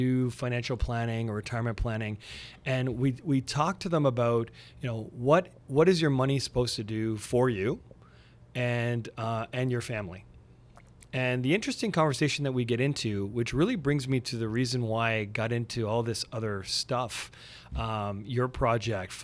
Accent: Montreal, Quebec, Canada; now in Burlington, Canada; I'm originally from Montreal. So even though I live near Toronto now, in Burlington, still love my home squad.

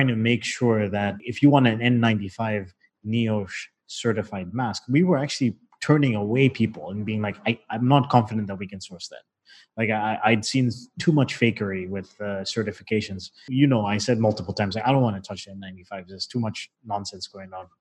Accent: Zambia; I was born in Zambia and, you know, my parents retired in Zambia.

